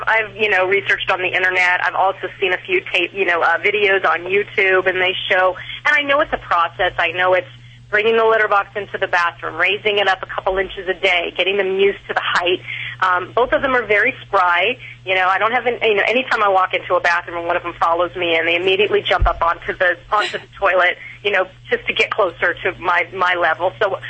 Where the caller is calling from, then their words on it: Las Vegas, Nevada, United States; I'm calling from Las Vegas.